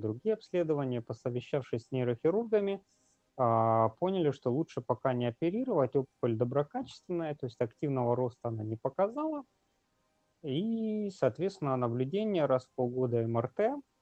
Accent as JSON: {"language": "Russian", "town": "Magadan", "region": "Magadan Oblast", "country": "Russia", "moved": "as an adult", "lives_now": "Saint Petersburg, Russia", "said": "я сам из Магадана"}